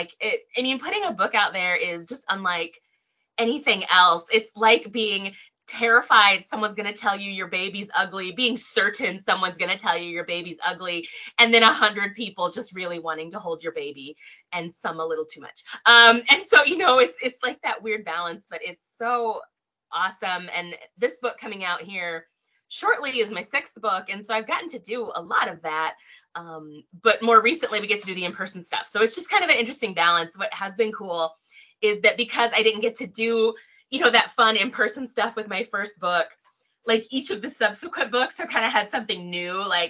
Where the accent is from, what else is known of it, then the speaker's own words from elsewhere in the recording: Tokyo, Japan; born there; And actually, I was born in Tokyo. My dad's in the military or was in the military. So I was born in Tokyo.